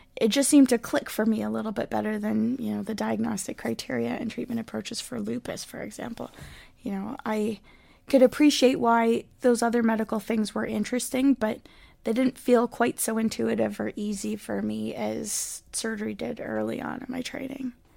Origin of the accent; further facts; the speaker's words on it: Port Moody, British Columbia, Canada; also born or lived in Montreal; I grew up here in Vancouver, Port Moody